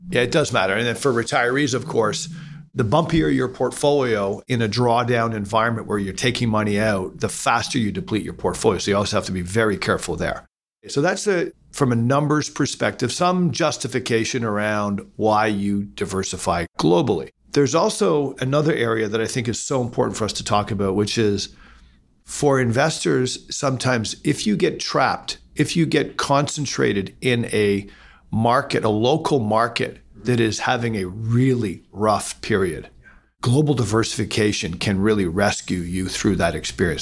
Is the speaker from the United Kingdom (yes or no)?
no; Canada; as Canadian investors